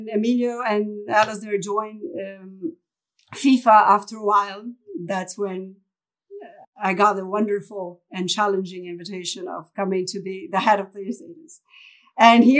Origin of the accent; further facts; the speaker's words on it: Brazil; moved away as an adult; also born or lived in Spain; now in Switzerland; I was born and raised in Brazil, in a family of four